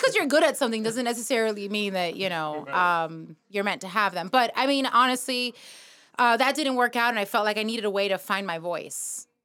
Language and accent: English; New York City, New York, United States; born or raised there; now in Miami, United States